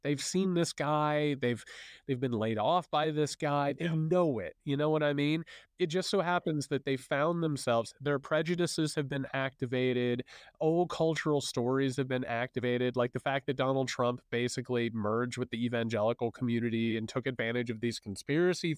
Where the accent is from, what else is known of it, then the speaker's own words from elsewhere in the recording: Southern Indiana, United States; I'm a Hoosier too. I come from, you know, you're, you're down in Southern Indiana. I come from Southern Indiana